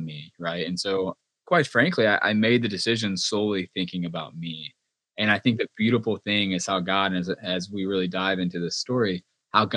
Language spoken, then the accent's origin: English; Georgia, United States; moved away as an adult; I'm a good old Georgia boy, born and raised in Georgia